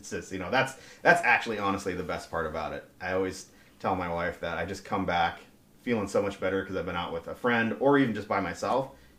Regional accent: Bozeman, Montana, United States; moved away as an adult; I grew up in Bozeman, Montana, actually.

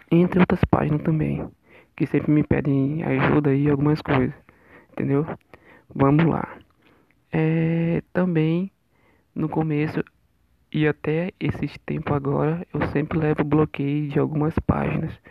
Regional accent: Amazonas, Brazil; sou daqui, uma, sou daqui de Maitá, Amazonas

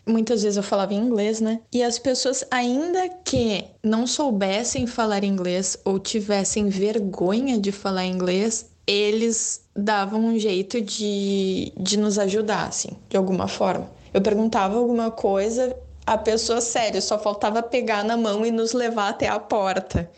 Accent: Brazil; also born or lived in Japan; Watashi wa buraziru jin, eu sou brasileira

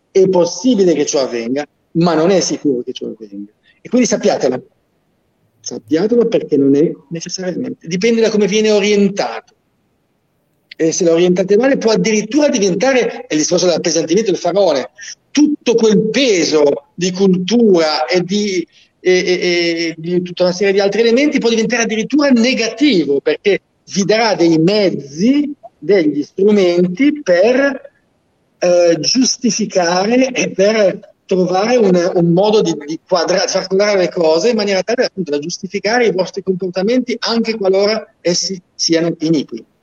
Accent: Genoa, Liguria, Italy; Io sono genovese, sì.

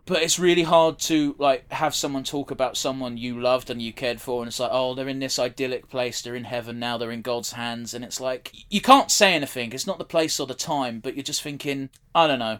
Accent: United Kingdom; we're British

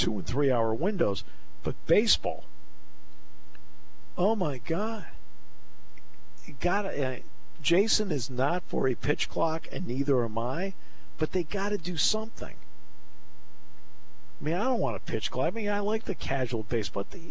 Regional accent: New England, United States; I grew up in New England, so I grew up a diehard Red Sox fan.

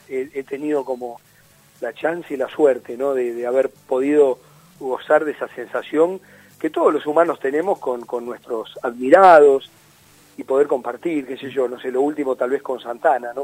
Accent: Mar del Plata, Buenos Aires Province, Argentina; moved away; es mi ciudad de crianza yo no nací en Mar del Plata yo nací en una clínica en Buenos Aires

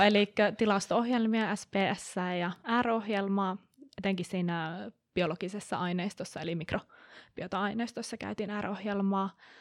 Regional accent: Kuopio, North Savo, Finland; moved away; also born or lived in Aarhus; mun alun perin Kuopiosta katoisin

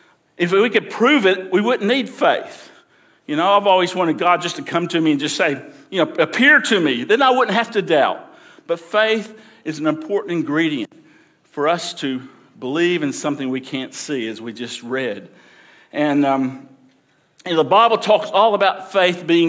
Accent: Alabama, United States; I grew up in Alabama.

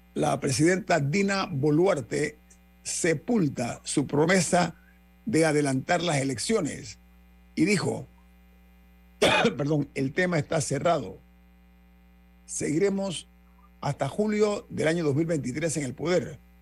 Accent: Panama; mi dignidad como panameño

